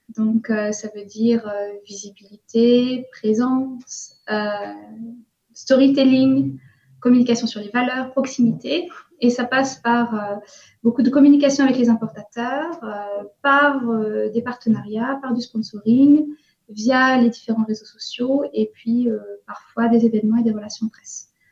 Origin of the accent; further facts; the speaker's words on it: Breton, Brittany, France; moved away as an adult; also born or lived in Cologne, Germany / Sendai, Japan; now in Tokyo, Japan; Je suis bretonne, j'ai 37 ans et ça fait presque 10 ans maintenant que je vis au Japon.